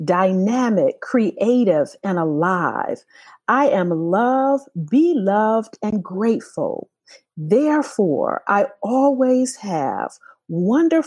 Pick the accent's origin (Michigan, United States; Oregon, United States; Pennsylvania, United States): Michigan, United States; Detroit; When I was growing up in Detroit